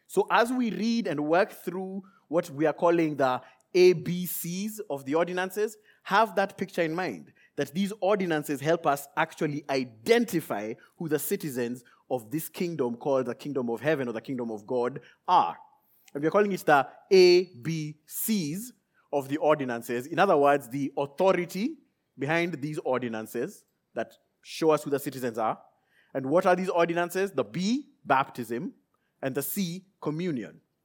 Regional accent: Nairobi, Kenya; I left Nairobi, Kenya, where I was born and raised

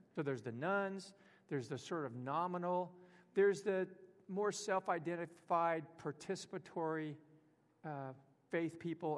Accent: Houston, Texas, United States; down where I grew up in Houston

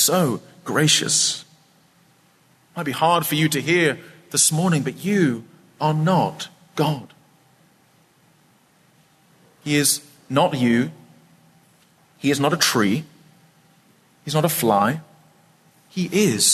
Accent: Scotland, United Kingdom; I grew up in a famously wet place. I'm from Scotland

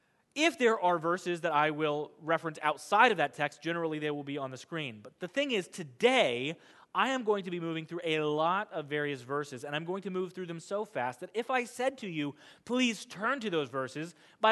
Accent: Kansas, United States; You have to understand that I grew up in Kansas. I grew up on farmland.

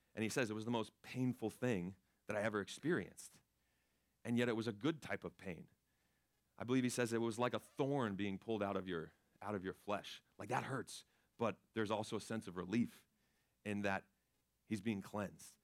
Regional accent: Florida, United States; I grew up in Florida

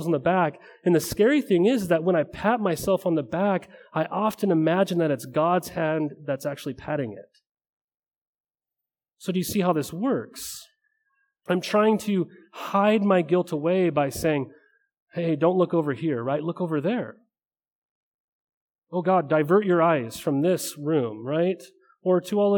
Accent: Helena, Montana, United States; I grew up in a small town, or I thought it was huge, in Montana. It was Helena, Montana

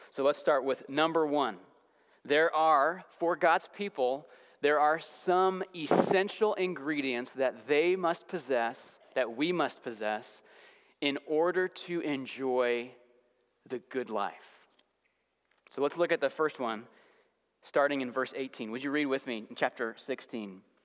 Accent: Santa Clarita, California, United States; moved away; I was visiting my hometown in suburban Los Angeles

